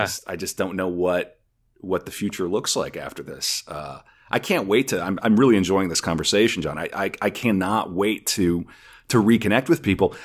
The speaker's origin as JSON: {"language": "English", "region": "North Dakota", "country": "United States", "moved": "yes", "lives_now": "Minnesota, United States", "said": "I'm originally from North Dakota"}